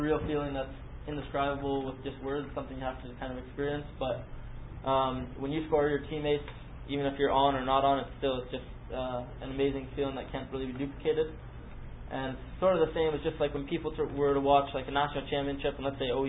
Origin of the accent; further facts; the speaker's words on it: Canada; now in United States; so I'm Canadian, as most of you probably already know already